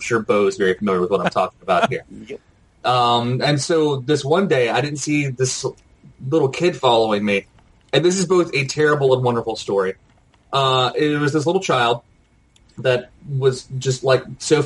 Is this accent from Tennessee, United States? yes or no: yes; Tennessee, United States; I grew up in Tennessee